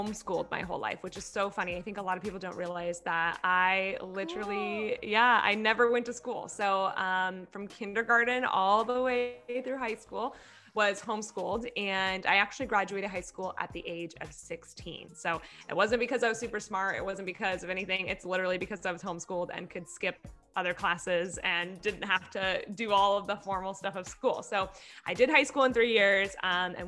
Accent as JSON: {"language": "English", "area": "Orange County", "region": "California", "country": "United States", "tie": "born or raised there", "said": "I grew up in Orange County, California, literally have lived here my whole life"}